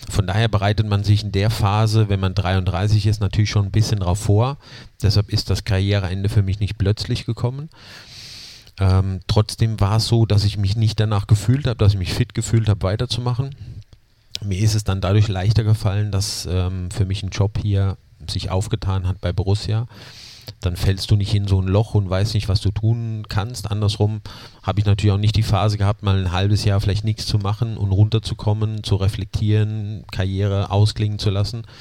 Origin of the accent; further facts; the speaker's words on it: Zweibrücken, Rhineland-Palatinate, Germany; born there; accent: Palatine; Ja, mein, mein Dialekt, der kommt natürlich immer wieder durch